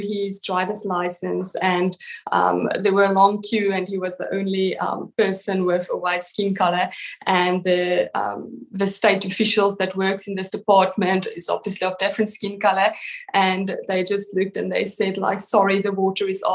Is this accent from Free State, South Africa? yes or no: no; Western Cape, South Africa; I grew up in the Western Cape